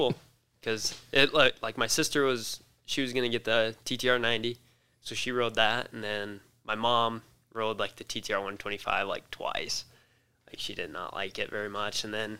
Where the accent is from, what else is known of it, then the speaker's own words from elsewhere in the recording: Scotts Bluff, Nebraska, United States; Scotts Bluff, Nebraska.